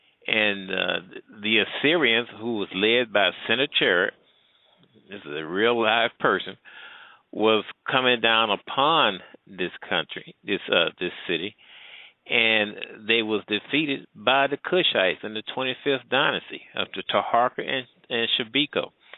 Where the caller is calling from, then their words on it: Midwest, United States; I'm calling from the Midwest.